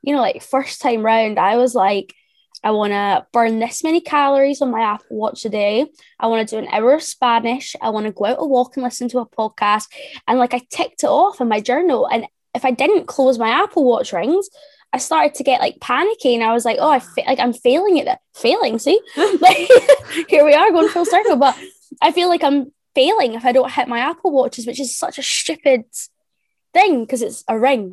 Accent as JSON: {"language": "English", "town": "Ayr", "region": "Scotland", "country": "United Kingdom", "tie": "born or raised there", "also_born_or_lived": "England", "said": "I am from a little town called Ayr, which is about 45 minutes from Glasgow. It's a little seaside town. I've always been from here"}